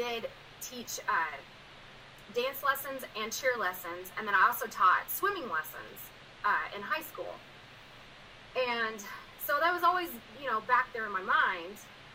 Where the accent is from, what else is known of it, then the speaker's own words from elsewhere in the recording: Du Quoin, Illinois, United States; moved away as an adult; now in Cedar Hill, United States; So I'm from DuCoin, Illinois. It's a small town. It's about population of 6,600